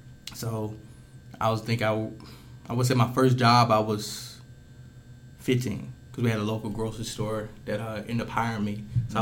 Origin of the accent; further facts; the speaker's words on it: Kilmichael, Mississippi, United States; Well, I hail from Kill Michael, Mississippi.